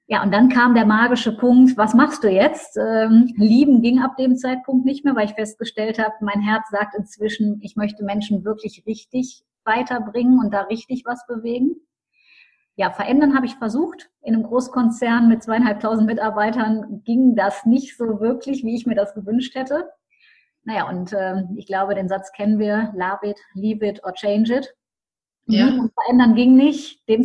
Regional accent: Düsseldorf, North Rhine-Westphalia, Germany; Ich komme aus Düsseldorf, habe auch meine Coaching-Praxis in Düsseldorf arbeite inzwischen auch international.

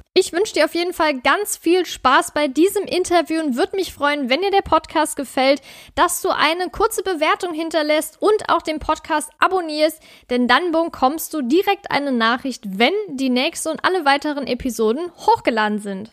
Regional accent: Saarland, Germany; in Saarbrücken, also meinem Heimatbundesland Saarland

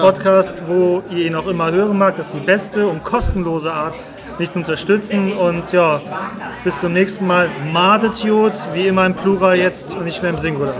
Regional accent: Cologne, North Rhine-Westphalia, Germany; da komme ich halt her

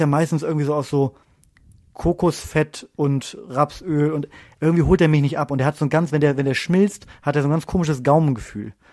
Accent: Bremen, Germany; moved away; Ich komme ja ursprünglich aus Bremen

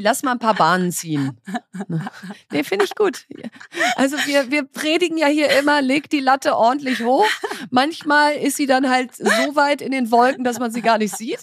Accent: North Rhine-Westphalia, Germany; ich komme aus Ostwestfalen

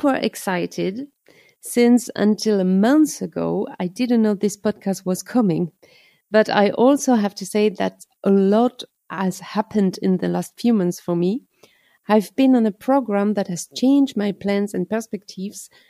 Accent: Atlantic coast, France; English is a second language; moved away as an adult; now in Germany; I come from the Atlantic coast, where I grew up in a large family

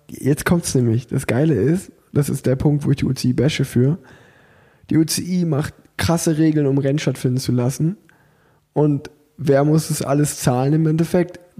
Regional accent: Unna, North Rhine-Westphalia, Germany; ich komme aus Unna

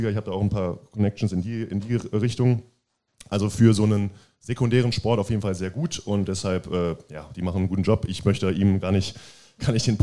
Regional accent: Cologne, North Rhine-Westphalia, Germany; Ich glaube, das ist als Kölner wirklich selbst

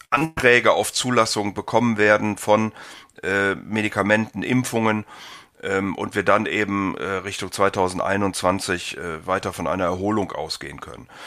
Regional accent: Rhineland, Germany; Ich ähm, bin ja Rheinländer und insofern einigermaßen optimistisch.

